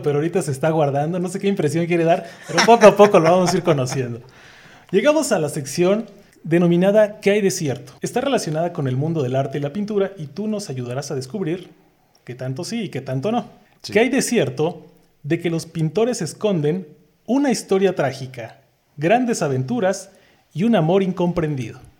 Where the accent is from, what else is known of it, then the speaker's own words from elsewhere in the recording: Oaxaca, Mexico; nosotros como oaxaqueños